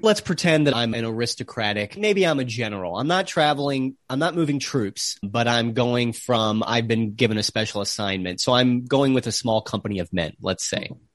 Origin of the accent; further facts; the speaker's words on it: United States; accent: American; also born or lived in Cardiff, Wales; my American accent